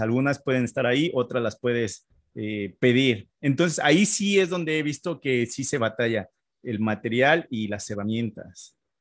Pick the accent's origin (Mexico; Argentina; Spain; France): Mexico; Mexico City; moved away as an adult; now in Canada; yo nací en la Ciudad de México